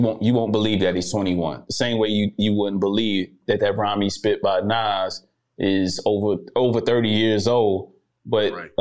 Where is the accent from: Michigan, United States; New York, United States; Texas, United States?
New York, United States; New York City; moved away as an adult; now in Germany; That's my hometown